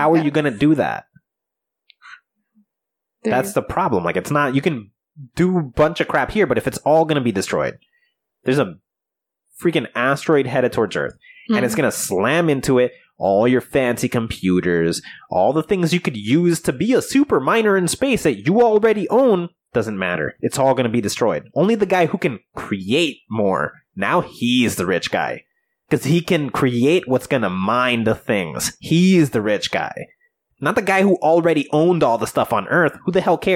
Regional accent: United States; we're American

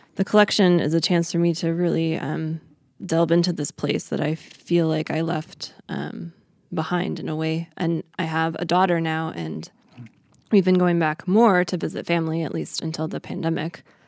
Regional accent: Chicago suburbs, Illinois, United States; moved away as an adult; also born or lived in Boulder, Colorado; my childhood growing up in the Chicago suburbs

